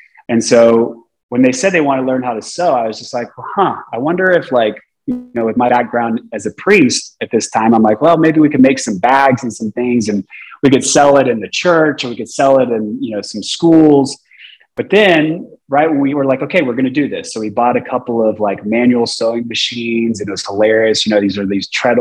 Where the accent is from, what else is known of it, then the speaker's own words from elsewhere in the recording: Texas, United States; also born or lived in San Jose, California; I'm a Texan